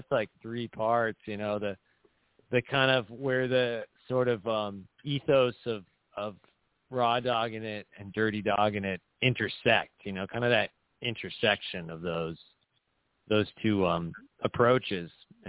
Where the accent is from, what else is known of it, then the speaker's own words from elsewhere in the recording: Huntington Beach, California, United States; accent: Huntington Beach; my first language isn't actually English. It's actually what linguists refer to as Huntington Beach Creole. It's like it's a dialect.